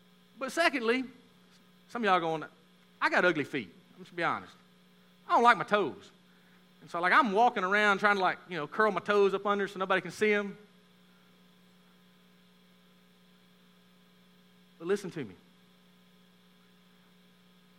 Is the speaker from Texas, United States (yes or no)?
yes; Texas, United States; moved away; I'm from Texas